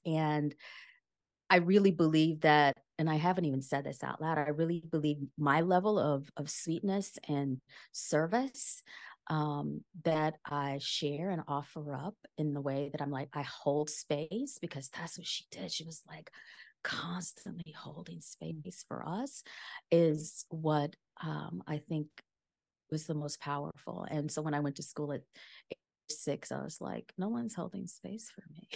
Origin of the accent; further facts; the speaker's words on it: rural Louisiana, United States; moved away as an adult; also born or lived in New Orleans / Washington, D.C. / New York; I grew up in Lu, rural Louisiana, and I did undergrad it in a university that was in the same town that I grew up